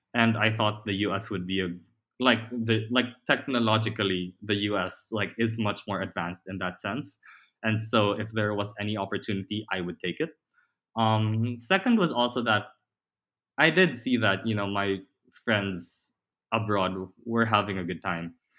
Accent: Manila, Metro Manila, Philippines; moved away as an adult; I've spent my entire life in the Philippines

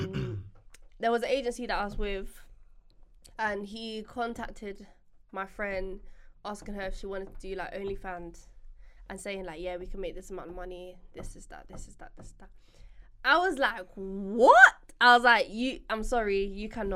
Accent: Jamaica; now in United Kingdom; I'm obviously from the Caribbean. And Jamaica.

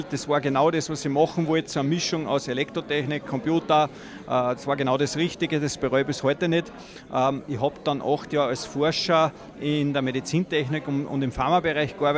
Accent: Salzburg, Austria; born there; sind also richtig in Salzburg geboren, in Salzburg in d

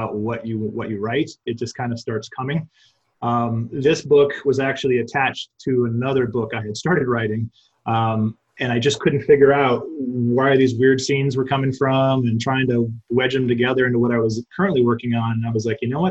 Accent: Arizona, United States; also born or lived in Fargo, North Dakota; I grew up in Arizona. I grew up in the desert.

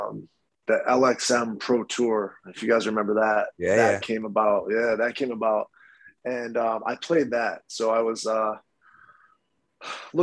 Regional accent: Rochester, New York, United States; growing up in Rochester

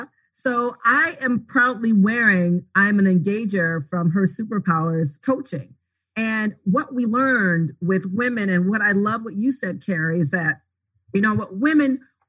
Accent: Grand Rapids, Michigan, United States; I'm actually from Grand Rapids, Michigan

